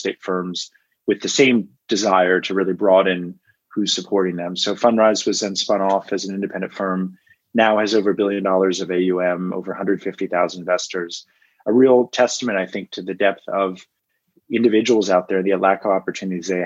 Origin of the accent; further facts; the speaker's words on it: Washington, District of Columbia, United States; I grew up in Washington, D.C.